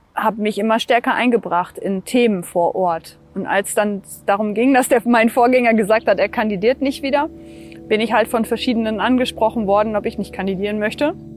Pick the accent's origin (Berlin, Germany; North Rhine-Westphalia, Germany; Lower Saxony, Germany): Lower Saxony, Germany; Lindern; bei uns in Lindern